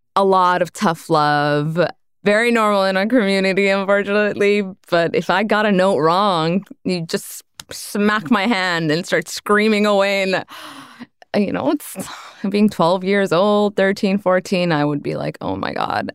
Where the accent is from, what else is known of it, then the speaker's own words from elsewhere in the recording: Brampton, Ontario, Canada; also born or lived in Malton; I grew up in Malton and Brampton, which are two very heavy working class immigrant suburbs in Canada, in Ontario